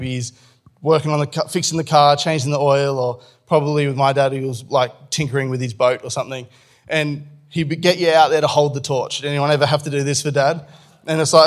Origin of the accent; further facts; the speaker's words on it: Australia; as an Australian